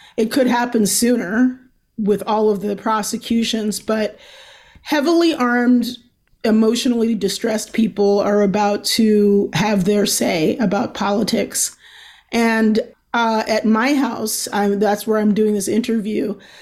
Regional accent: Baltimore, Maryland, United States; I'm from Baltimore

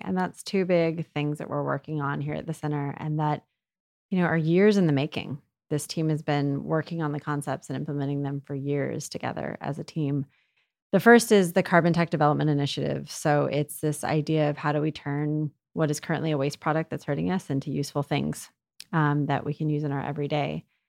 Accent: United States; I'm American

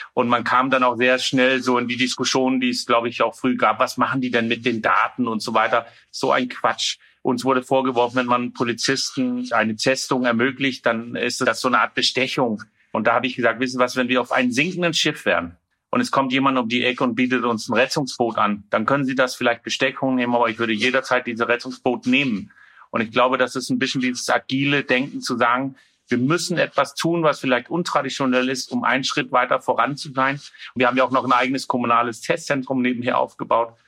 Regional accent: Denmark; German is a second language; now in Rostock, Germany; ich bin ja Däne

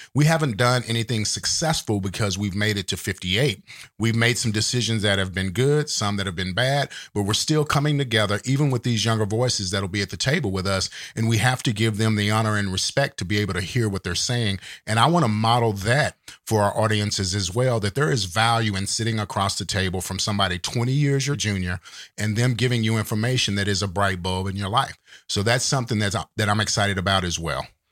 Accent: Fort Worth, Texas, United States; also born or lived in Dallas, Texas; I grew up in Fort Worth, Texas, and later moved to Dallas, Texas

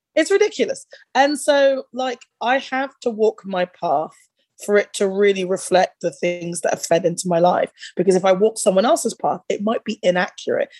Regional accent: United Kingdom; growing up in that era in the UK

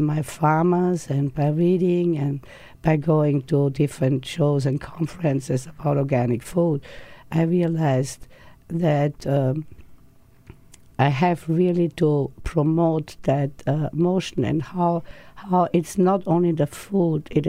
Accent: Austria; now in United States; I came from Austria, where I think people are pretty healthy, outdoor exercise and fresh food.

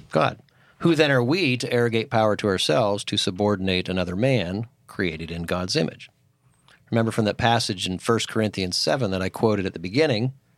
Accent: Titusville, Pennsylvania, United States; moved away as an adult; also born or lived in Philadelphia, Pennsylvania; a very small church growing up in Titusville, Pennsylvania. And when I moved to Philadelphia

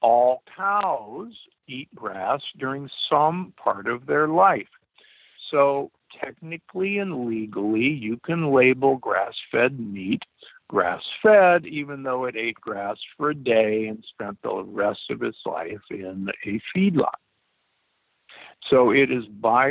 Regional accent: Omaha, Nebraska, United States; I grew up in Omaha, Nebraska

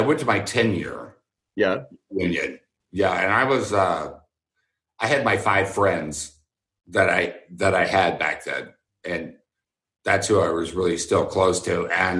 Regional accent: Houston, Texas, United States; University of Houston, and I went there because I grew up in Houston

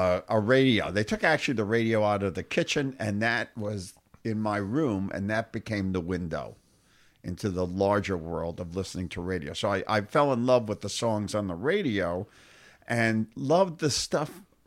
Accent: Jersey City, New Jersey, United States; And so I was in the tri-state area.

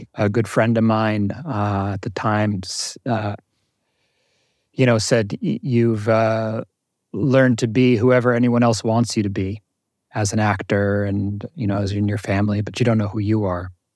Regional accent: New Jersey, United States; I grew up in Jersey, in North Jersey, um, middle class family

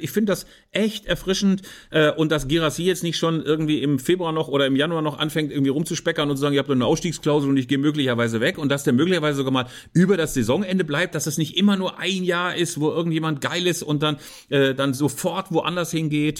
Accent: Germany; bei uns in Deutschland

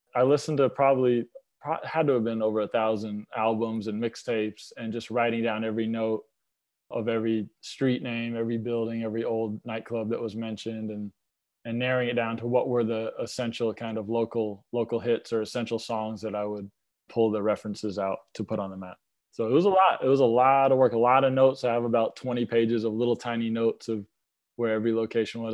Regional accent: Lilburn, Georgia, United States; also born or lived in New York / Atlanta; I grew up in Little Bern, Georgia.

